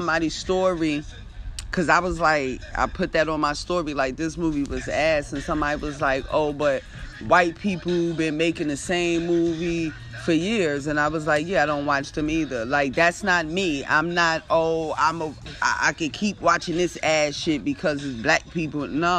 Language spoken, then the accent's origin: English; East Coast, United States; I'm from the East Coast